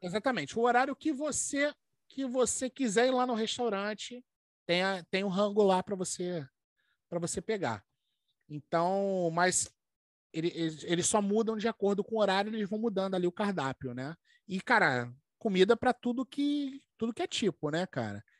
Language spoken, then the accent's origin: Portuguese; Rio de Janeiro, Brazil; Nós somos do Brasil.